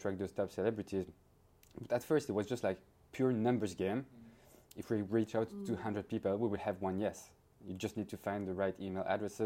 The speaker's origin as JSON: {"language": "English", "country": "Belgium", "tie": "born or raised there", "also_born_or_lived": "London / Paris", "moved": "as an adult", "said": "I grew up in Belgium, moved to London"}